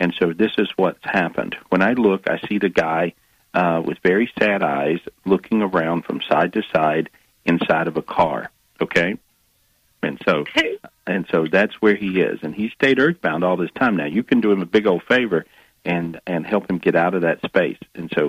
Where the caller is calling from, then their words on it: North Carolina, United States; I'm in North Carolina.